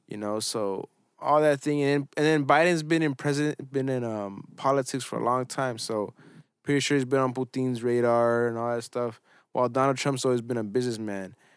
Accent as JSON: {"language": "English", "country": "United States", "said": "I know I'm an American"}